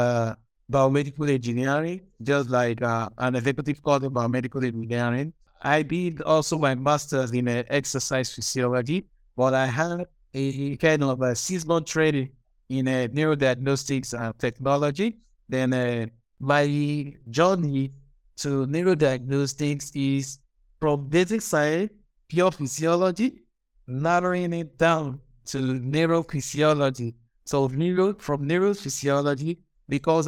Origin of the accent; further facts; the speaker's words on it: Nigeria; from Nigeria